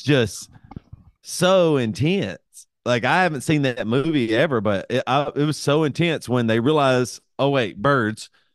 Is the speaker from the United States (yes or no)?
yes; the South, United States; I'm from the South